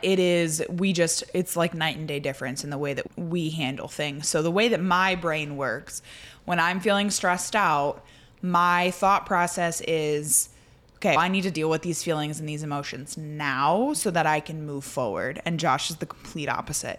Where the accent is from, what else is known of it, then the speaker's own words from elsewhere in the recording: Indiana, United States; I grew up in Indiana